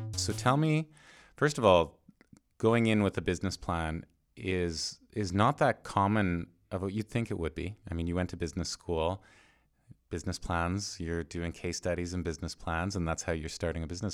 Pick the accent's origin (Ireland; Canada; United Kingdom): Canada; I'm Canadian